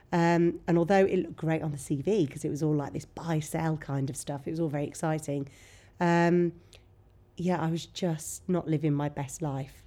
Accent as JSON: {"language": "English", "town": "Bromyard", "region": "West Midlands", "country": "United Kingdom", "tie": "born or raised there", "also_born_or_lived": "Nottingham", "moved": "as an adult", "lives_now": "Worcester, United Kingdom", "said": "come from a huge family in Bromyard. Right. Um, so I just went to school with my cousins"}